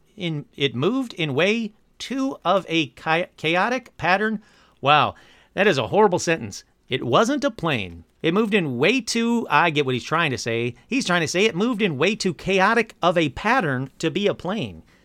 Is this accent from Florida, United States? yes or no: no; Michigan, United States; I'm from Michigan